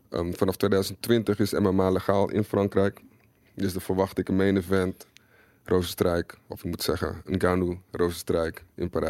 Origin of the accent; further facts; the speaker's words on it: Netherlands; als Nederlander natuurlijk